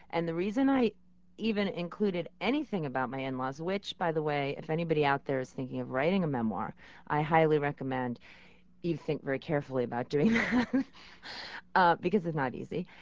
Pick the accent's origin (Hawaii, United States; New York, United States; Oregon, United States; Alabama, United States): New York, United States; as a New Yorker